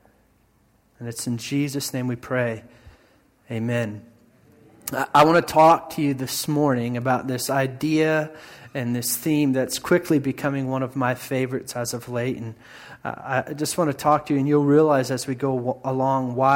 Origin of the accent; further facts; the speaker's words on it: Indiana, United States; moved away; growing up in Indiana and my Midwest upbringing